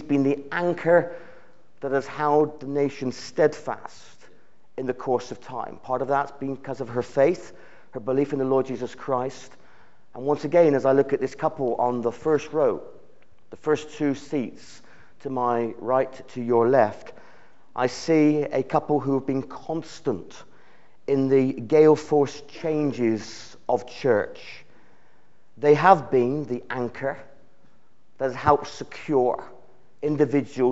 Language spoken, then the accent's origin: English; United Kingdom; The nation of the United Kingdom